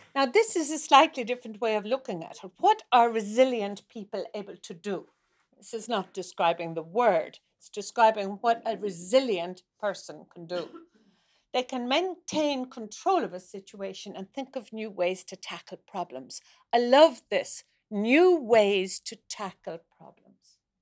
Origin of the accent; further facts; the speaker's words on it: Ireland; moved away as an adult; now in Norway; I, I am from Ireland